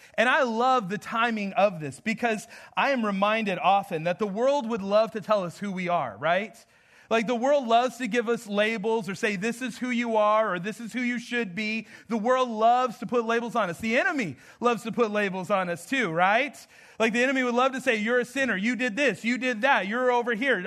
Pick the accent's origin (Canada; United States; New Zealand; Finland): United States; Southwest; moved away; I'm from the Southwest, but I am not from the South here